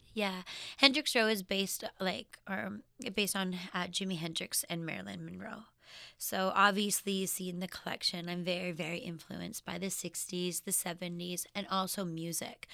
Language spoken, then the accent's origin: English; Regina, Saskatchewan, Canada; I was born in Regina, Saskatchewan